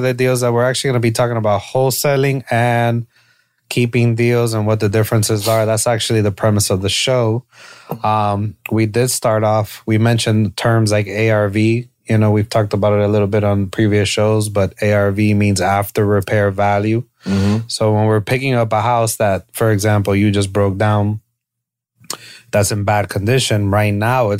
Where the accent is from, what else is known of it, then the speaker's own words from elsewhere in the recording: Miami, Florida, United States; the I'm from Miami, bro.